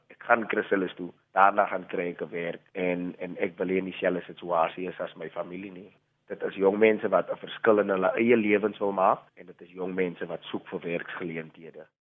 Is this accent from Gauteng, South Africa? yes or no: no; Macassar, Western Cape, South Africa; moved away; Ek is van Makassar. Woon nie meer daar nie, maar familie is nog daar gematrikuleer in die jaar 2010